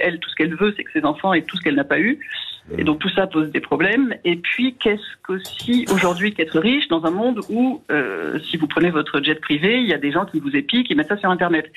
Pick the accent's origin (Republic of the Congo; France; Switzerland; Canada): France; Hérault, Occitania; j'ai grandi dans l'Hérault